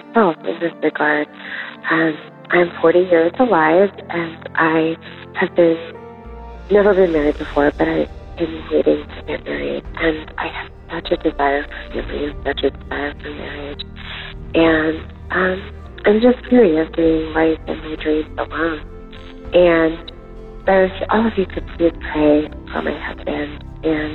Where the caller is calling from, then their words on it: California, United States; I'm calling from California